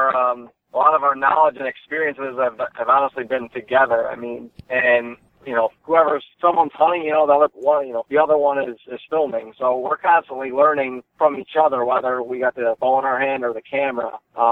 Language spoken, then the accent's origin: English; Cleveland, Ohio, United States; Yeah, we're actually from Ohio. We grew up hunting up in New York, but originally from Cleveland, Ohio.